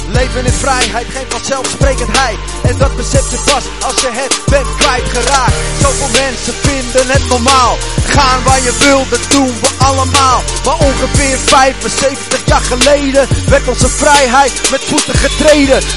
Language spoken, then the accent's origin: Dutch; Heerlen, Limburg, Netherlands; ik kom uit Heerlen. Eh, dus ik ben eh, voorganger van Park City Church in Heerlen.